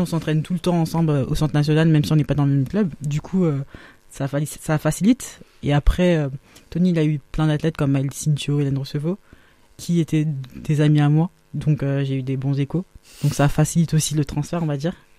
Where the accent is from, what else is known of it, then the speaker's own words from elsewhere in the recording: Paris, Île-de-France, France; je suis née à Paris aussi